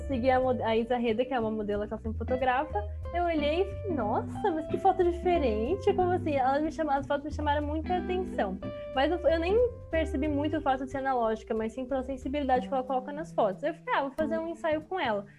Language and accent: Portuguese; São Paulo, Brazil; eu moro em São Paulo, capital, nascida e criada em São Paulo